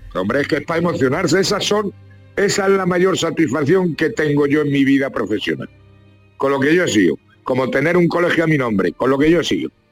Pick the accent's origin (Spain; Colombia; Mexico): Spain; Ciudad Real, Castilla-La Mancha; me dieron un premio allí en mi pueblo, en Ciudad Real